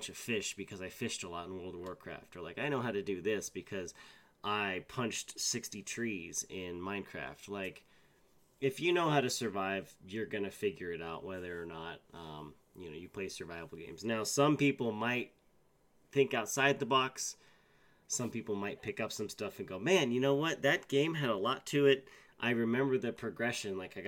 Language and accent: English; East Coast, United States; I do remember as a young boy growing up on the East Coast, one of my many stops